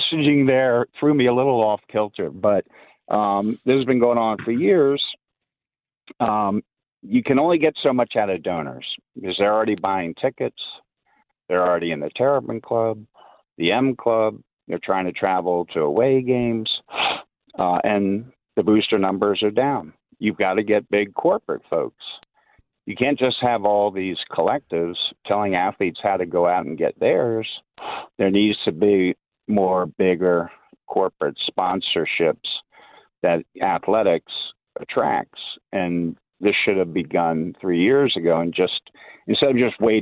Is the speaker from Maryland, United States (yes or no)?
yes; Chevy Chase, Maryland, United States; I used to go to his summer camp when I was in junior high school, growing up in Chevy Chase